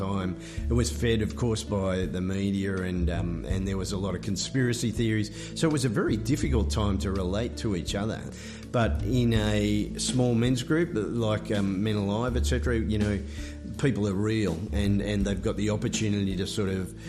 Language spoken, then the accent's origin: English; Moama, New South Wales, Australia; I'm from Moama, so I'm still in New South Wales